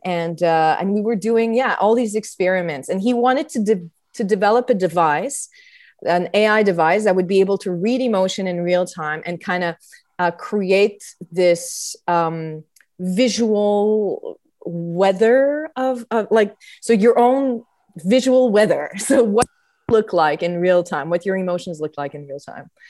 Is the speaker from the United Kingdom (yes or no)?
no; Montreal, Quebec, Canada; I was raised in Montreal